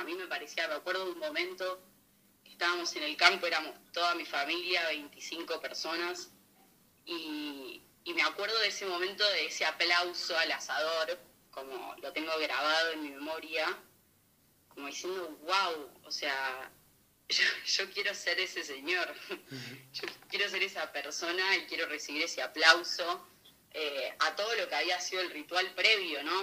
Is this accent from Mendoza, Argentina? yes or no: no; Buenos Aires, Argentina; moved away as an adult; also born or lived in Villa Constitución, Santa Fe / Italy; now in Madrid, Spain; nací en Buenos Aires en el 96